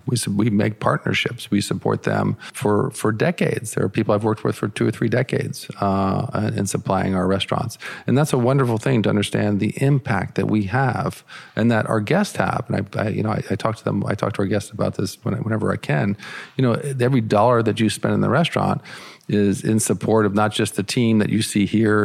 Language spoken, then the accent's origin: English; United States; I'm an American chef